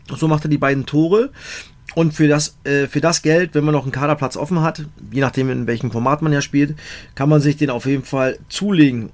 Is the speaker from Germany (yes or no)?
yes; Cottbus, Brandenburg, Germany; ich bin in Cottbus geboren, äh, da, äh, habe ich angefangen, Fußball zu spielen